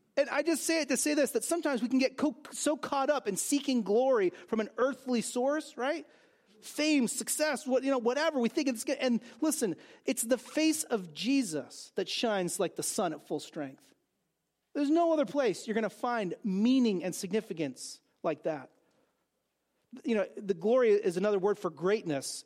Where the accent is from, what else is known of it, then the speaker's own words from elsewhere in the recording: California, United States; I grew up in California